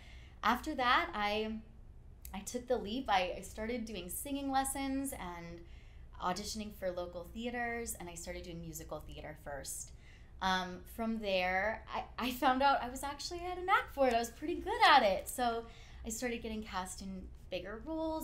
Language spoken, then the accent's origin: English; Placerville, California, United States; also born or lived in Redwood City, California; I'm from Northern California